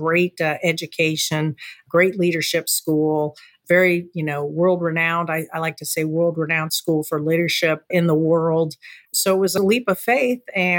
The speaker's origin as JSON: {"language": "English", "area": "Space Coast", "region": "Florida", "country": "United States", "tie": "born or raised there", "said": "you're also a fellow Floridian, I grew up here on the Space Coast in a small community, a beach community, 22 miles south of the Kennedy Space Center."}